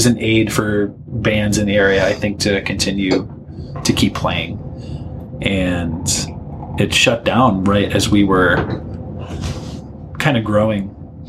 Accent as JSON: {"language": "English", "town": "Wyandotte", "region": "Michigan", "country": "United States", "tie": "born or raised there", "also_born_or_lived": "Southgate, Michigan"}